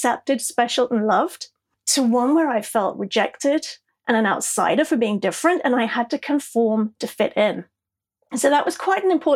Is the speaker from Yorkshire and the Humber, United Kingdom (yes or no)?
no; South East England, United Kingdom; accent: English; also born or lived in El Paso, Texas; I'm a Brit. I was born in the southeast of England.